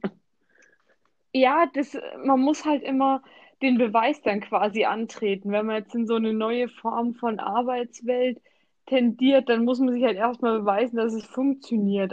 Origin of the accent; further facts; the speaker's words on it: Germany; wir jetzt bei uns in Deutschland arbeiten